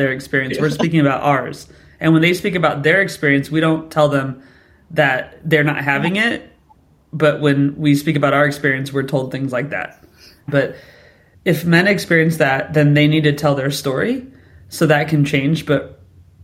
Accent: United States; first language English; now in United Kingdom; English was my first language. I come from the United States

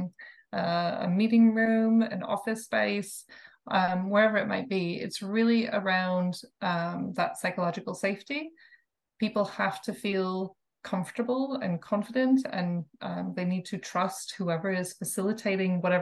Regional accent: Minnesota, United States; moved away as an adult; also born or lived in China; now in Denmark; I'm from Minnesota, a small town in Minnesota in the US

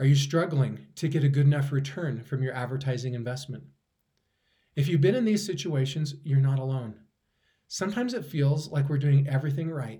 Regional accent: Idaho, United States; potatoes from my hometown

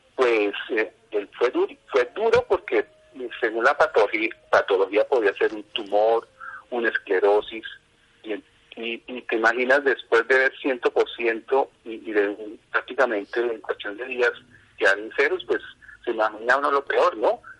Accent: Bogotá, Colombia; moved away as an adult; now in Cota, Colombia; mi infancia se desarrolló en Bogotá, en este momento, vivo en el municipio de Cota, aproximadamente hace unos 35 años.

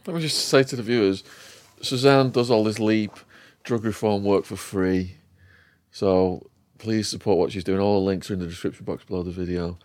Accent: Widnes, North West England, United Kingdom; my hometown, Widnes.

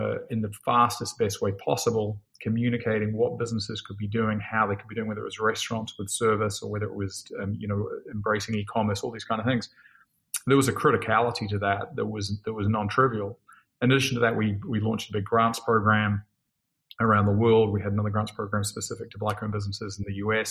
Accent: New Zealand; I grew up in New Zealand

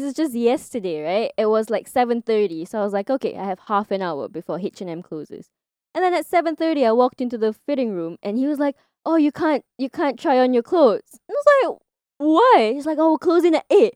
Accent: Singapore; moved away as an adult; also born or lived in Kanagawa, Japan / Okinawa, Japan / Tokyo, Japan; now in Japan; because I grew up in Singapore

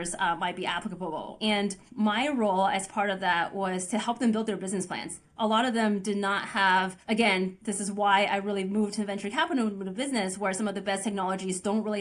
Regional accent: Oregon, United States; also born or lived in Beijing, China; our family immigrated to Oregon when I was 9 years old

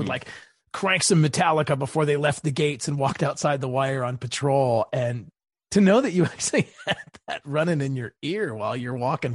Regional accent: Maryland, United States; my home state of Maryland

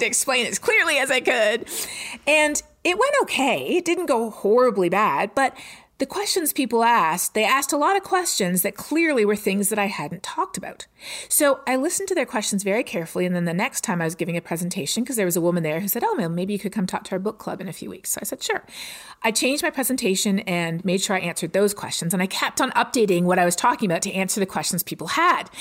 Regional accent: Canada; moved away as an adult; now in Texas, United States; growing up in Canada

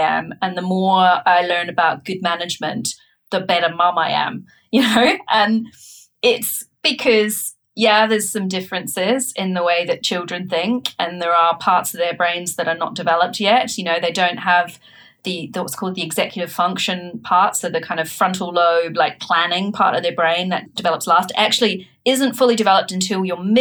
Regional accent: New Zealand; now in United Kingdom; I'm from New Zealand, so I also, you know, I grew up in a different country, a different culture.

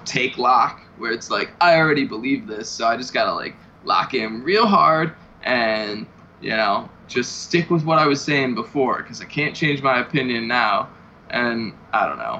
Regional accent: Chicago, Illinois, United States; I'm from Chicago

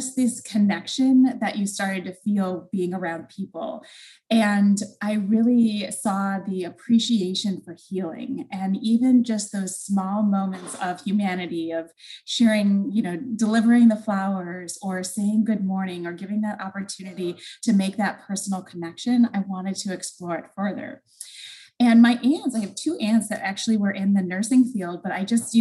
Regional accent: Michigan, United States; I'm originally from Michigan

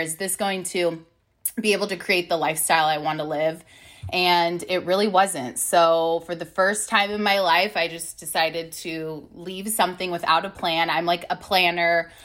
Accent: Long Beach, California, United States; moved away as an adult; now in Austin, United States; I am from Long Beach, California. But my husband, Dog, and I moved to Austin, Texas about six months ago

